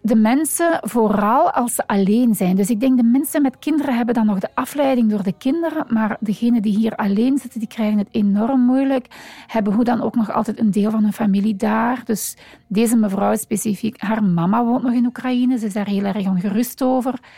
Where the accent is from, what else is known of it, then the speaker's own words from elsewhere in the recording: Limburg, Flanders, Belgium; now in Antwerp, Belgium; dus ik ben geboren in Limburg. Ondertussen woon ik al uh, eh, 30 jaar in Antwerpen.